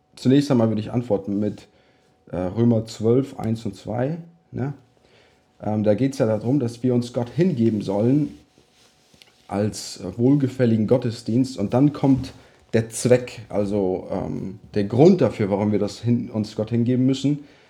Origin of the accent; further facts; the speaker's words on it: Germany; moved away; also born or lived in United States; dass wir zurück nach Deutschland kommen